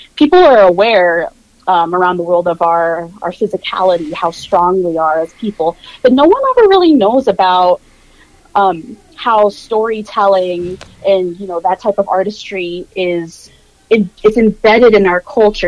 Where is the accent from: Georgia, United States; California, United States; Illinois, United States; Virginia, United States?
Virginia, United States; Norfolk; accent: general American; I grew up in Virginia Beach, Norfolk, Virginia, very heavy military presence